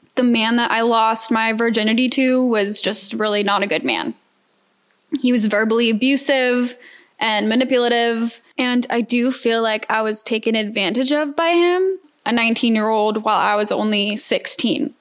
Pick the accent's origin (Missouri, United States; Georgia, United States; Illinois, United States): Georgia, United States; Atlanta; moved away as an adult; now in Houston, United States; I'm a Georgia peach. For those who don't know, born and raised in Atlanta.